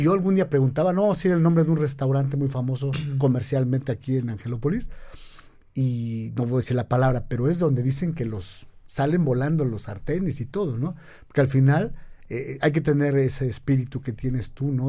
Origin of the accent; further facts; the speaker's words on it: Mexico; para los que somos mexicanos